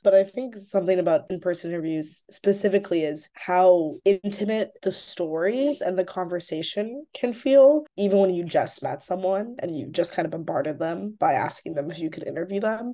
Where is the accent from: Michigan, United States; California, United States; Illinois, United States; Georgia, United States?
Illinois, United States; Chicago; moved away as an adult; now in Brooklyn, United States; I grew up in Rogers Park